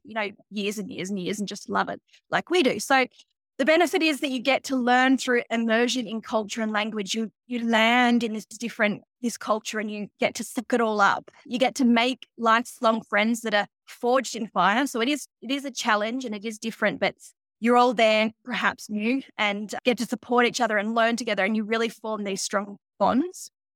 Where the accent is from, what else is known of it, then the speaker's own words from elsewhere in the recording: Geelong, Victoria, Australia; moved away as an adult; also born or lived in Northern Rivers, New South Wales / Melbourne / Halls Creek; So, I was born on Wollongong country down Geelong, and I was raised down there on the Surf Coast and Bunjalung country up in Northern Rivers.